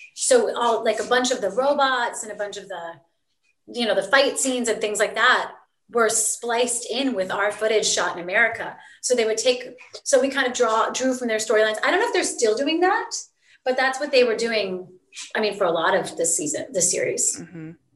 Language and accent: English; Virginia, United States; I grew up in Virginia